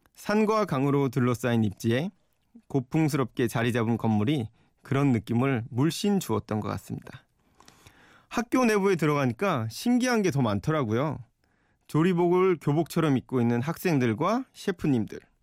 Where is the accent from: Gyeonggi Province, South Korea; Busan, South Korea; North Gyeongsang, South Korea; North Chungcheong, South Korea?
Gyeonggi Province, South Korea; Yeoju; moved away as an adult; also born or lived in Seoul / New York; 제 고향 경기도 여주에 계신 아버지